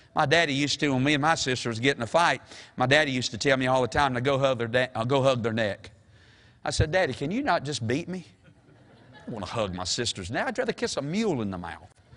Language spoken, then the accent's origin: English; the South, United States; we're from the South